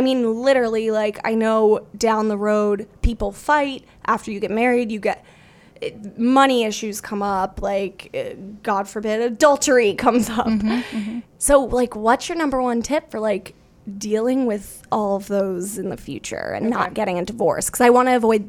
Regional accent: Winter Haven, Florida, United States; I grew up like in Florida, in Winter Haven, Florida, outside of Orlando.

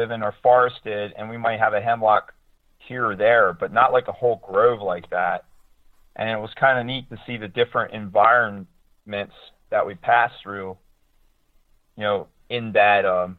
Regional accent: York County, Pennsylvania, United States; growing up in York County, now I'm more on the western side of York County

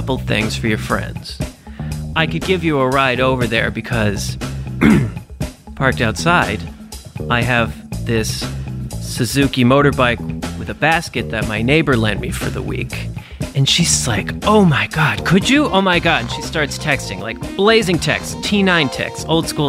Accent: New York City, New York, United States; I'm a New Yorker

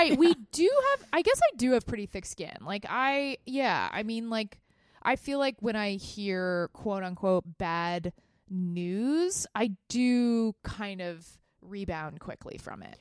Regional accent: Texas, United States; moved away; I grew up in Texas

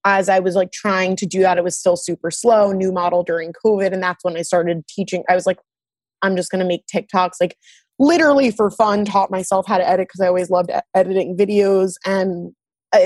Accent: New York City, New York, United States; also born or lived in Long Island, New York / Delaware; now in New York City, United States; I grew up on the Upper East Side

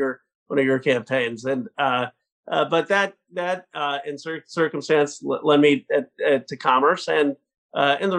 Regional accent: Pennsylvania, United States; moved away as an adult; now in California, United States; I grew up in Pennsylvania. My folks are still there in Bucks County

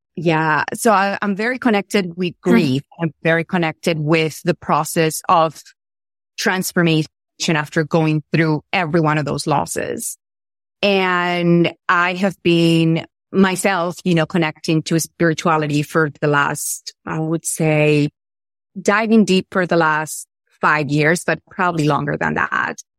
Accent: Venezuela; I'm from Venezuela.

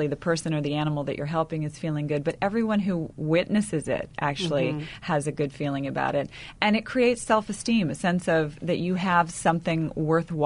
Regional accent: the South, United States; I come from, you know, the South, where we put on a big smile and say, everything's fine, everything's great

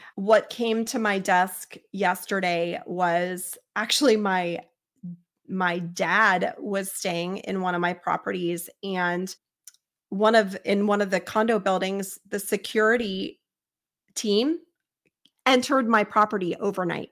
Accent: Cincinnati, Ohio, United States; I'm from Cincinnati

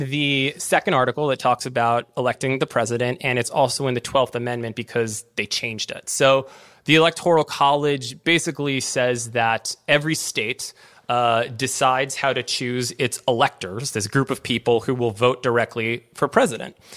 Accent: Maryland, United States; my home state of Maryland

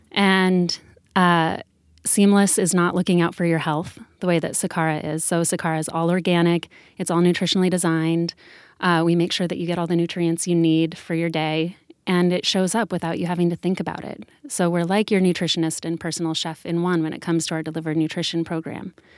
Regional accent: Sedona, Arizona, United States; Danielle and I both grew up together in Sedona, Arizona

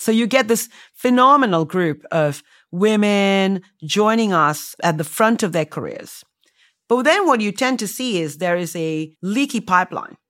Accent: India; moved away as an adult; also born or lived in United States; I, um, was born and raised in India

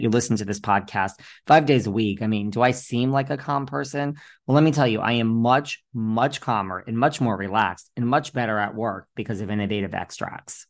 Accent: New York, United States; I'm a New Yorker

